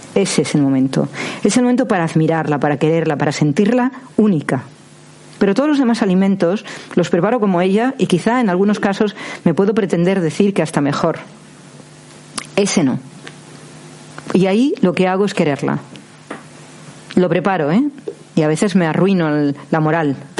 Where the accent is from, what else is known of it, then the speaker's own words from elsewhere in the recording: Cantabrian coast, Spain; yo soy del Cantábrico